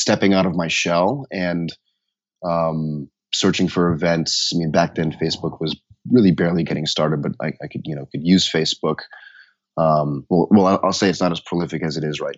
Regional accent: Denver, Colorado, United States; I grew up in Denver

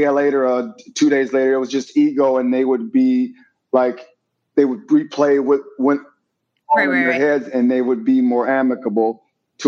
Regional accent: Milwaukee, Wisconsin, United States; now in Beverly Hills, United States; I'm from Wisconsin

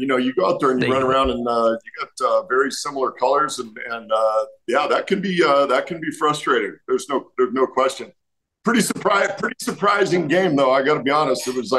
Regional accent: West Coast, United States; You know, growing up on the West Coast, I had a whole bunch of buddies that were 49ers fans.

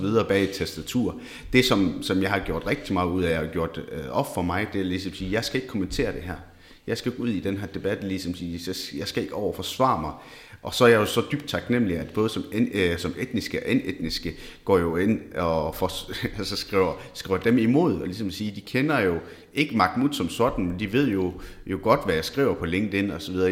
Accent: Esbjerg, Southern Denmark, Denmark; født og opvokset i Esbjerg

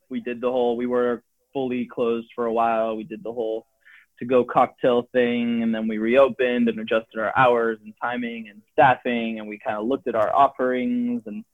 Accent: San Francisco, California, United States; I'm from San Francisco

